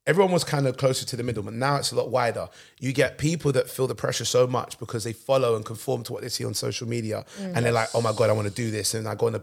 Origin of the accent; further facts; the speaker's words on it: London, United Kingdom; I grew up in London.